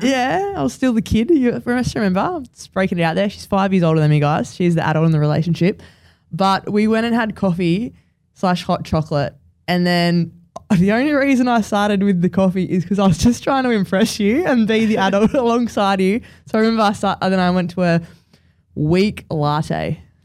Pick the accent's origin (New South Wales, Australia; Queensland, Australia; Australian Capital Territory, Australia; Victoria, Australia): New South Wales, Australia; Campbelltown; we we grew up in Campbelltown, which is like half an hour away from um, the area then we then moved